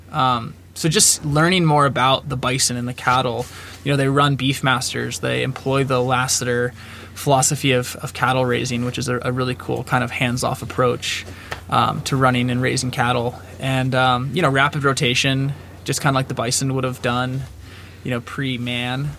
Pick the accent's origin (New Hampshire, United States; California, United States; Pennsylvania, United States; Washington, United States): California, United States; Marin County; now in Bozeman, United States; I grew up in Marin County, California, so just, uh, a bit north of San Francisco, a little town